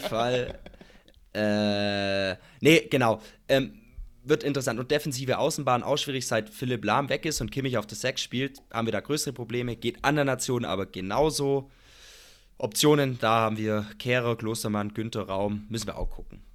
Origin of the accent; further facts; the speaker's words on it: Germany; bei uns in Deutschland